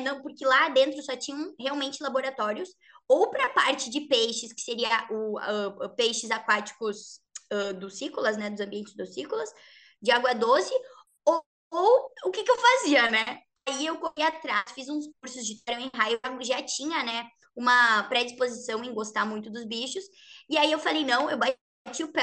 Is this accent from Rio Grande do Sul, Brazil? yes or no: yes; Rio Grande do Sul, Brazil; moved away as an adult; also born or lived in Santa Maria / Santos; now in São Paulo, Brazil; Comecei minha carreira lá, sou gaúcha.